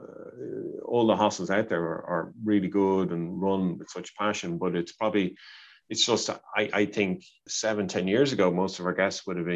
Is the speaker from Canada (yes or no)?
no; Dublin, Leinster, Ireland; moved away; my hometown of Dublin